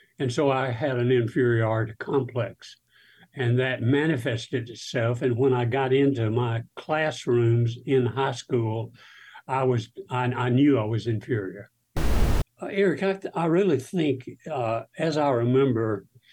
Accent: South Alabama, United States; I grew up in South Alabama

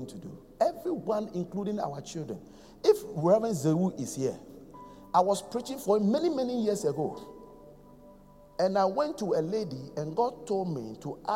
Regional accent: Accra, Greater Accra, Ghana; I am from Kolegono.

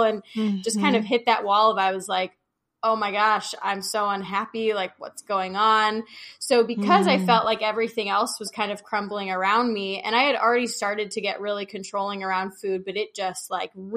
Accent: Chicago, Illinois, United States; moved away as an adult; also born or lived in Oregon; I'm from Chicago

